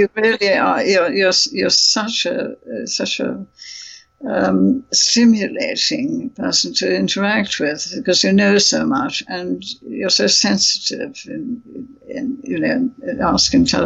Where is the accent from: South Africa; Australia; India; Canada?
India; moved away; you survive a childhood in India